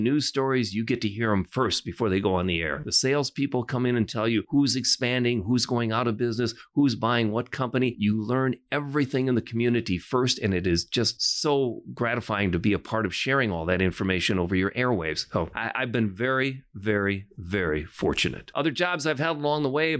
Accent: Port Edwards, Wisconsin, United States; I grew up in a small little town called Port Edwards, Wisconsin.

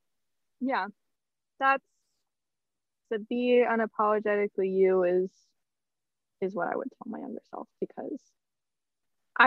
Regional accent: California, United States; we grew up in Prop 8 California where people weren't okay with that sort of stuff.

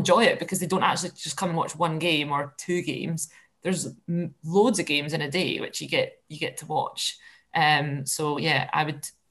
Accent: Scotland, United Kingdom; as a Scot

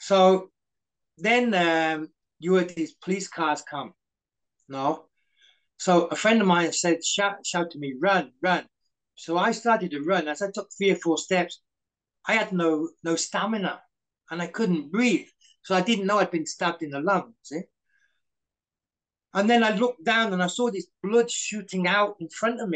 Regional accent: United Kingdom; also born or lived in Malaysia / Coventry / Hong Kong; I'm a British citizen

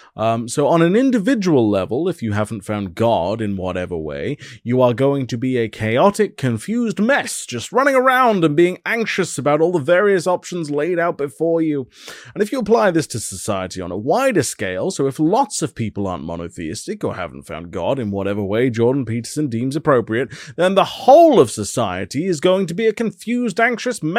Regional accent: United Kingdom; as a British person

